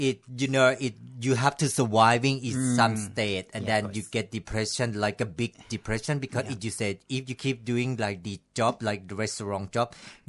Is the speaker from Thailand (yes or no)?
yes; Thailand; English is a second language; Yeah, I'm from Thailand.